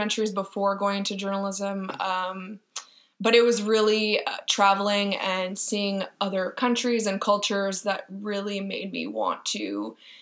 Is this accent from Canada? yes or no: yes; Montreal, Quebec, Canada; also born or lived in Toronto; hired at CJD 800 in my hometown